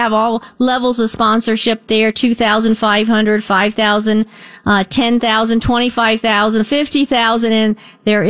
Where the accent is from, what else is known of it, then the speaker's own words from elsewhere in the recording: Northport, United States; moved away as an adult; I'm really from Northport. I was there for many, many years before I married